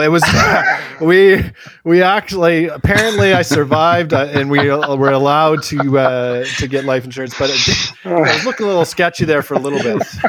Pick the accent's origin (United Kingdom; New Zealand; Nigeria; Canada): Canada; British Columbia; I'm from British Columbia.